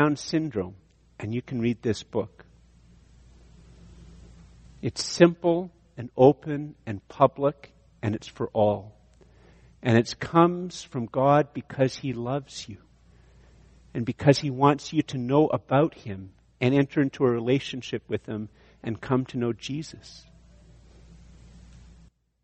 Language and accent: English; Ireland; I'm Irish